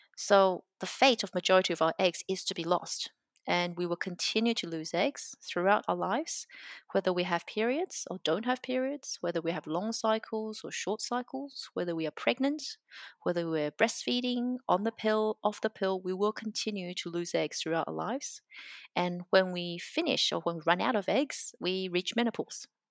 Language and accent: English; Brisbane, Queensland, Australia; moved away as an adult; now in Melbourne, Australia; I grew up in Brisbane